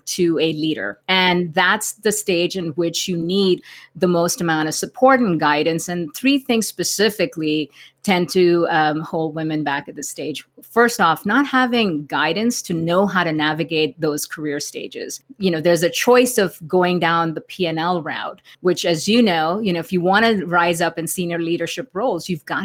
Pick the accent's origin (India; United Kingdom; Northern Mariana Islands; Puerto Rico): India; moved away as an adult; now in United States; I grew up in India, and 20 years ago, when I first came to America